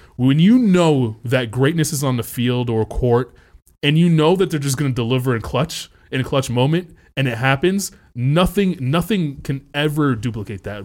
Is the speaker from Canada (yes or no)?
yes; Canada; growing up in Canada